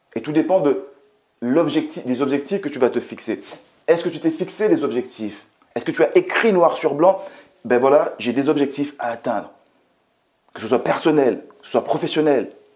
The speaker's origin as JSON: {"language": "French", "country": "Martinique", "tie": "born or raised there", "moved": "yes", "lives_now": "France", "said": "je viens tout simplement de la Martinique, que j'ai grandi euh, dans un quartier qui était très très très populaire"}